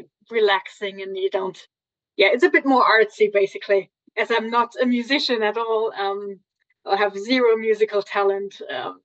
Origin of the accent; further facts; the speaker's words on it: Germany; from Germany.